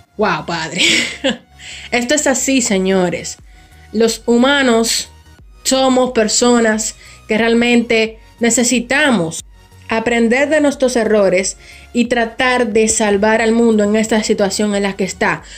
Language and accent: Spanish; Dominican Republic; Aquí básicamente en mi país, que es República Dominicana